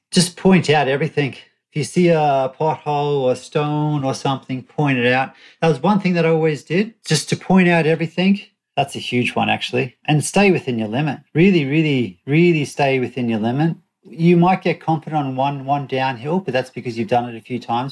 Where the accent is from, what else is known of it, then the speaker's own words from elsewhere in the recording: Australia; I'm an Australian and, and we grew up with a law that you had to wear helmets